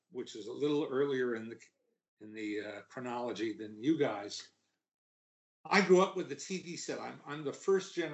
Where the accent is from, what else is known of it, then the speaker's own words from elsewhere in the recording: the New York area, United States; I grew up in the New York area